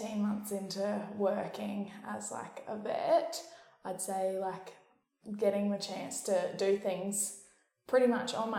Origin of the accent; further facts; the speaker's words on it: Hervey Bay, Queensland, Australia; I grew up in Harvey Bay